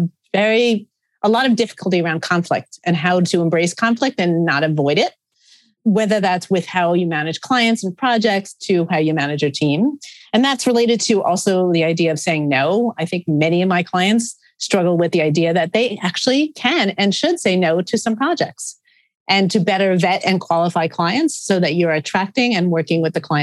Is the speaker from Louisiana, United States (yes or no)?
no; New York, United States; I am a New Yorker